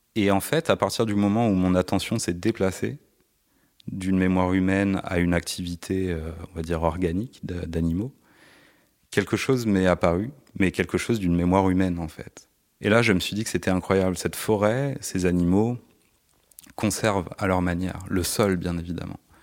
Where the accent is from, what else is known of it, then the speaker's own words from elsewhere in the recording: Paris, Île-de-France, France; je suis né à Paris dans le 18e